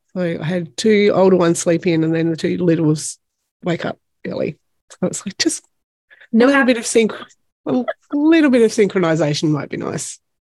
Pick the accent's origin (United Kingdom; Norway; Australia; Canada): Australia; Tasmania; from Tasmania